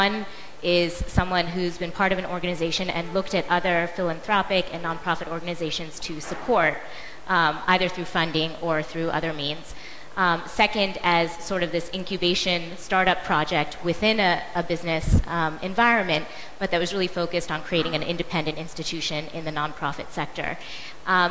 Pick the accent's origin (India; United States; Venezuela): United States; I'm an American, I grew up in America